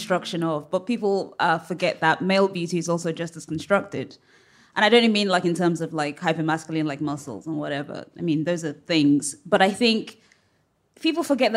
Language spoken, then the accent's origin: English; England, United Kingdom; But I was born in England too